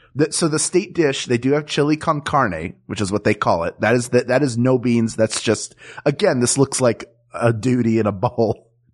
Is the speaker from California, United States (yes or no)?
no; Philadelphia, Pennsylvania, United States; I'm from Philadelphia